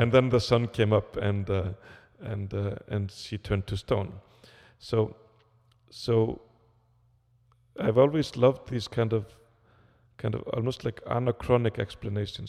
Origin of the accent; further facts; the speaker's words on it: Iceland; I come from Iceland